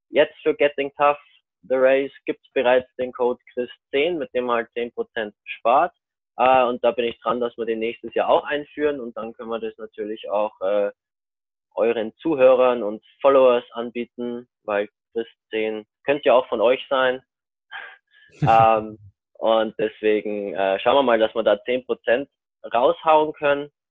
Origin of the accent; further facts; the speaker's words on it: Ingolstadt, Bavaria, Germany; bin ich in Ingolstadt, ich komme aus Ingolstadt und kann euch da helfen.